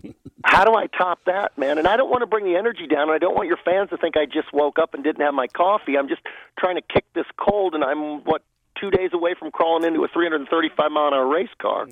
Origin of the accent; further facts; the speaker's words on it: Los Angeles, California, United States; I grew up in the San Fernando Valley, uh, about uh, 45 miles from Pomona